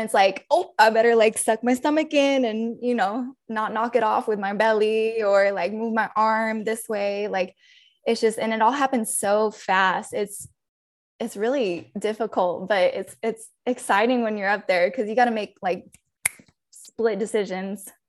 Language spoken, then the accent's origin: English; Albuquerque, New Mexico, United States; moved away as an adult; also born or lived in Texas; now in San Marcos, United States; I grew up in New Mexico, actually.